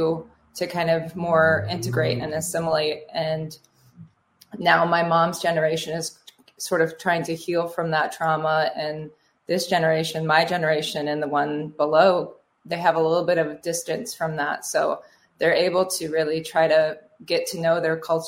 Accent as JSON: {"language": "English", "region": "South Dakota", "country": "United States", "tie": "born or raised there", "moved": "yes", "lives_now": "Minnesota, United States", "said": "growing up in South Dakota, I didn't see a lot of Native representation"}